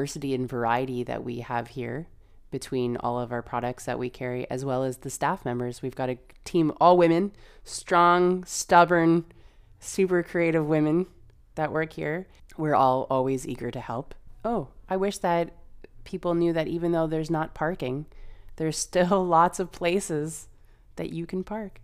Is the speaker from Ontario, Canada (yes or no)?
yes; London, Ontario, Canada; also born or lived in Toronto; my partner, now husband, and I moved back from Toronto, and we moved back to London to open a small business. He's a tattooer, and he was looking for a place to set up shop. We were looking for a place to start a family, so we chose London, where all of our friends and family are